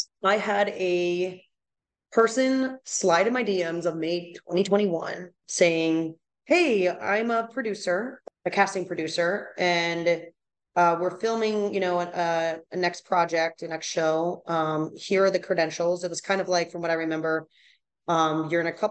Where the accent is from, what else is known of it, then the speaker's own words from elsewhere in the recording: East Coast, United States; I'm from East Coast, you know, so it's a new thing going over West Coast